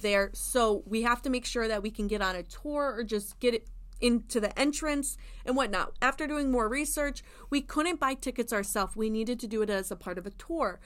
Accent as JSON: {"language": "English", "region": "Indiana", "country": "United States", "moved": "yes", "lives_now": "Florida, United States", "said": "I'm from Indiana"}